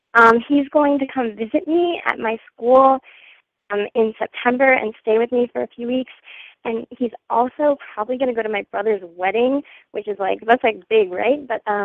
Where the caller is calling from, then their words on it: New Mexico, United States; I'm 21 and I'm currently calling from New Mexico, but I was in France these past 6 months and I just got back to the U.S. like a couple weeks ago.